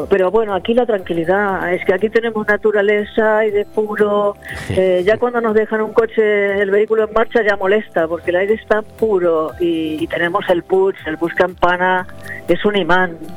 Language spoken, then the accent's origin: Spanish; Argentina; also born or lived in Buenos Aires / Benidorm; now in Finestrat, Spain; Yo soy argentina, ah, sí. de abuelo alteano